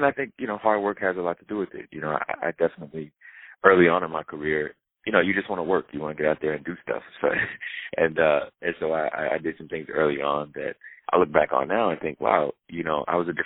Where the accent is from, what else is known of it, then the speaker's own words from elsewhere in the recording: the South, United States; where I grew up in the South